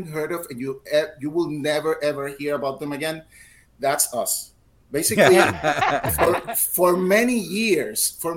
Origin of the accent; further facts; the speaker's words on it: Puerto Rico; I'm from Puerto Rico